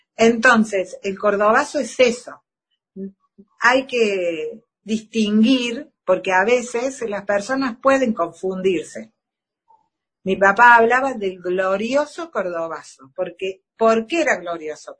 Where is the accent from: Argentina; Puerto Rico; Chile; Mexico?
Argentina; como ciudadanos de la patria, de todos como argentinos